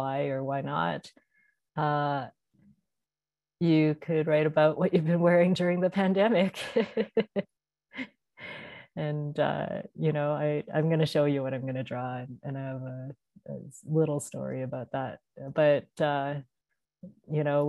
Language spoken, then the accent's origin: English; Canada; I am Canadian